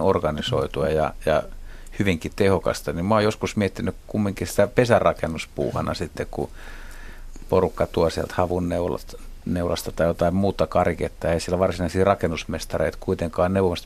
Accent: Helsinki, Uusimaa, Finland; mun kotiseudulla Lauttasaaressa

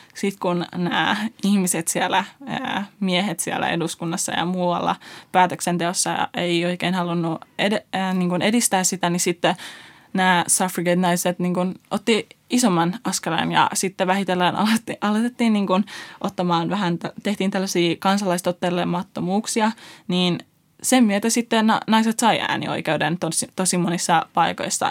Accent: Finland; also born or lived in Iran / Afghanistan (roots); vuoden ikäisenä me muutettiin Suomeen YK kautta ää, kiintiöpakolaisina

